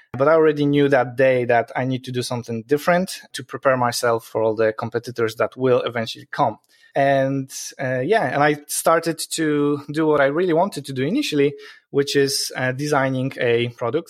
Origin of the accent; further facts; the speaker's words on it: Poland; moved away as an adult; now in Ireland; It's a weird sounding Polish name because I'm originally from Poland. Um, I moved to Ireland 12 years ago